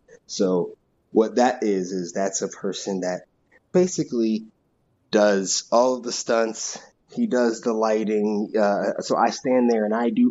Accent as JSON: {"language": "English", "town": "Owings Mills", "region": "Maryland", "country": "United States", "tie": "born or raised there", "also_born_or_lived": "Long Island, New York / Oregon / Portland", "moved": "as an adult", "lives_now": "Los Angeles, United States", "said": "I was born on Long Island, really, but I moved to Maryland when I was two. So I rep Maryland, Baltimore all the way"}